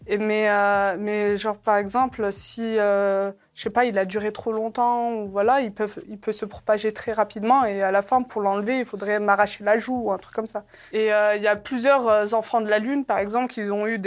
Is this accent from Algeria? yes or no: yes; Algeria; born there; Moi, en plus, je suis née en Algérie. Ça veut dire niveau soleil, on est servi.